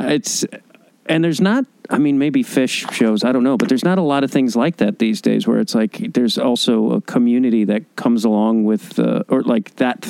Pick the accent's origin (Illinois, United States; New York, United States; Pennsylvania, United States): Illinois, United States; Chicago; moved away; I'm originally from Chicago.